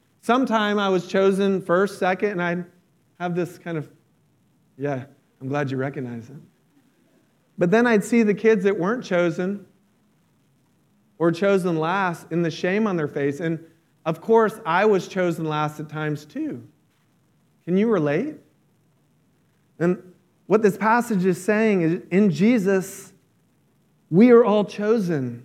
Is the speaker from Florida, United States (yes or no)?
yes; about an hour south of Orlando, near Disney World, Florida, United States; I grew up near Disney World. I wasn't in Orlando. I was about an hour south